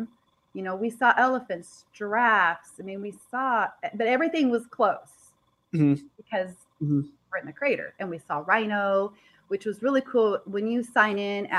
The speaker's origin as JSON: {"language": "English", "region": "Idaho", "country": "United States", "said": "here we are from Idaho, and we have snow"}